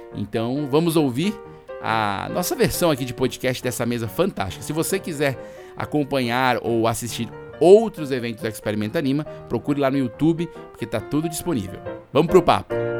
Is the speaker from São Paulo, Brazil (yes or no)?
no; Fortaleza, Ceará, Brazil; eu sou de Fortaleza, no Ceará